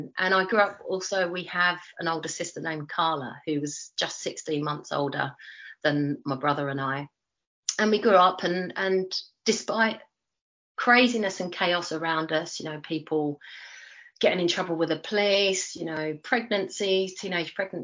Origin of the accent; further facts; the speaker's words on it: London, United Kingdom; accent: Cockney; moved away as an adult; now in New Zealand; Two beautiful Cockneys living still where I grew up in Leytonstone.